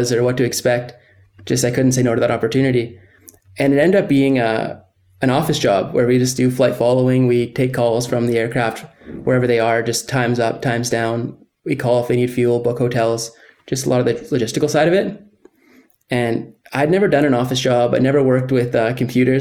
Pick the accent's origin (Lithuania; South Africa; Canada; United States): Canada; Gabriola Island, Vancouver Island, British Columbia; when I was around 14, we moved to Vancouver Island, and I grew up on Gabriola for the rest of my youth